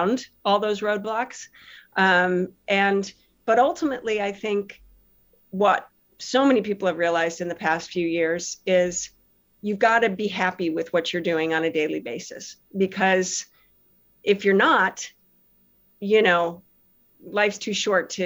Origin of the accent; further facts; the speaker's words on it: Chicago, Illinois, United States; I grew up in Chicago area